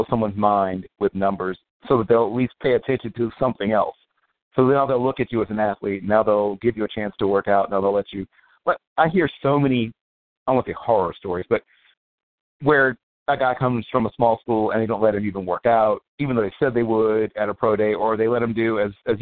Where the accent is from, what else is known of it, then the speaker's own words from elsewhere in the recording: Virginia Beach, Virginia, United States; my hometown, Virginia Beach, Virginia